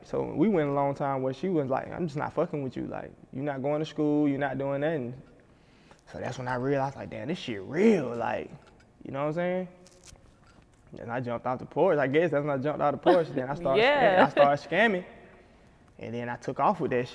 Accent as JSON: {"language": "English", "town": "Decatur", "region": "Georgia", "country": "United States", "tie": "born or raised there", "said": "I grew up, I always lived in Decatur"}